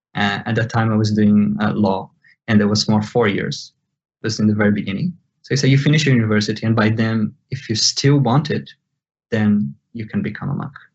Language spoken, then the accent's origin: English; Brazil; born or raised there; first language Portuguese; English is a second language